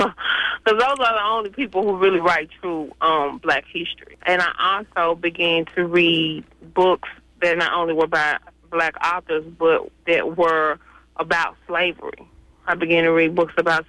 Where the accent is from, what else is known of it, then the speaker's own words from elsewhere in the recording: Mississippi, United States; I'm from Mississippi